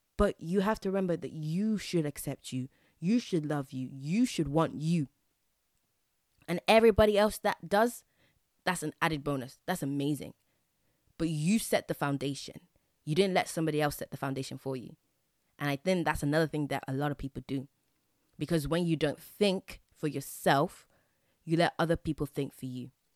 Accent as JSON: {"language": "English", "region": "England", "country": "United Kingdom", "tie": "born or raised there", "said": "I grew up in England"}